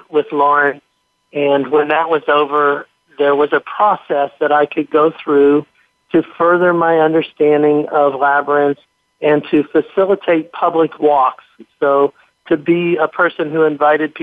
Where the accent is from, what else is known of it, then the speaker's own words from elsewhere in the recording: Central Ohio, United States; moved away; I'm originally from Central Ohio, and I had family there